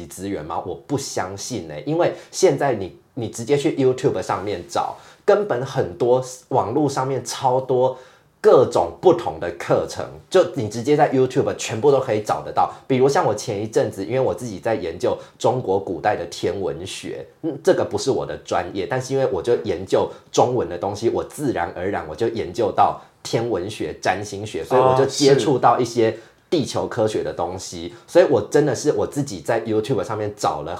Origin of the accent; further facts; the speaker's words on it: Taiwan; 我从小在台湾长大